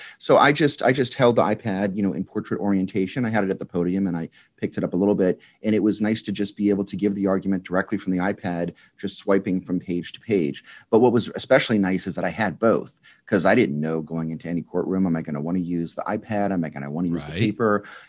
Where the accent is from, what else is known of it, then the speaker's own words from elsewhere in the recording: New Orleans, Louisiana, United States; from New Orleans.